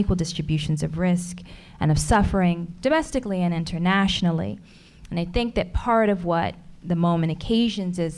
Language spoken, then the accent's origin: English; Alabama, United States; I was born in Alabama